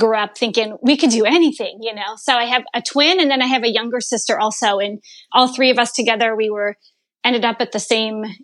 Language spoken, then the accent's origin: English; Chicago suburbs, Illinois, United States; also born or lived in Ohio / Indiana; Grew up really in the Chicago suburbs